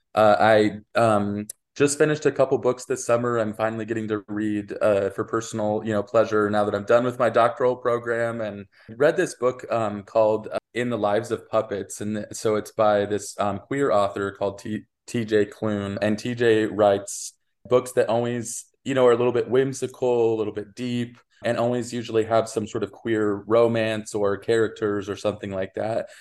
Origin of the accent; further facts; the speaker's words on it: Wyoming, United States; moved away; I'm originally from Wyoming